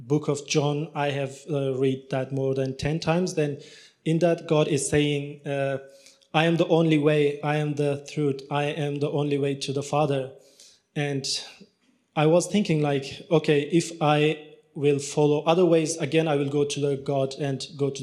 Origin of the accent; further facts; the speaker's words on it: Pakistan; English is a second language; also born or lived in Afghanistan / Turkey; now in Australia; I grew up in Pakistan and I did my education in Pakistan